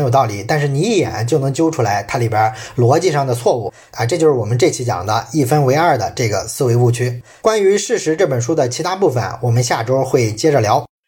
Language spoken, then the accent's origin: Chinese; China; 我们中国人